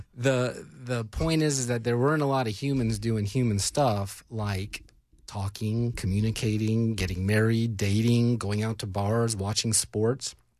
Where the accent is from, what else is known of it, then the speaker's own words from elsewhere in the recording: California, United States; moved away as an adult; also born or lived in Washington State; now in Tennessee, United States; I'm from California, so I got to be an observer of another place before coming here